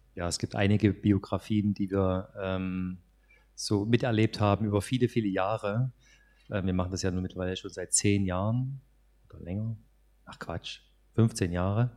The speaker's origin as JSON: {"language": "German", "region": "Saxony", "country": "Germany", "said": "bei uns in Sachsen"}